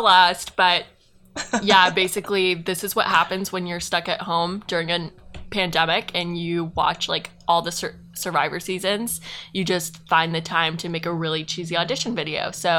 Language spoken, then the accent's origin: English; Asheville, North Carolina, United States; I use she/her pronouns, and I am from Asheville, North Carolina, which is in the mountains of North Carolina, but I go to school at UNC, which is in Raleigh.